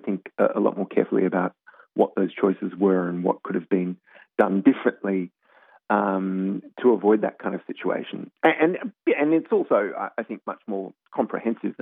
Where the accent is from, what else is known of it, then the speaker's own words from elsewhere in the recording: Australia; now in United States; obviously I'm Australian, but I've lived in the US for quite a while now